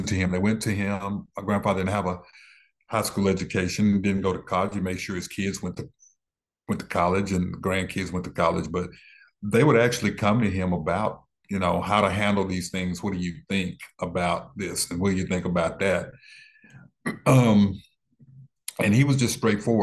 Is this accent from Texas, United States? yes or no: yes; Dallas, Texas, United States; I was born in West Dallas